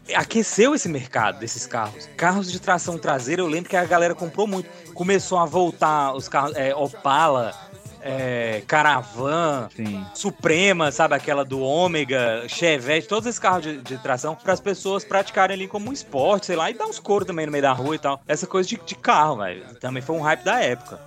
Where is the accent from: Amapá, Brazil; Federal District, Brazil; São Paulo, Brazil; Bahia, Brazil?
Federal District, Brazil; Brasília; Eu sou de Brasil, sou brasiliense, né? Não praticante, mas sou brasiliense